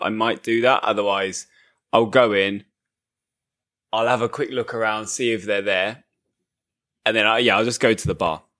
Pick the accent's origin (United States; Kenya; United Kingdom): United Kingdom; England